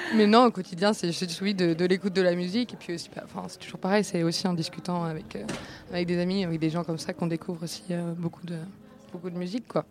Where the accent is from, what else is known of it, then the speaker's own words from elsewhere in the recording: Rennes, Brittany, France; j'ai grandi à Rennes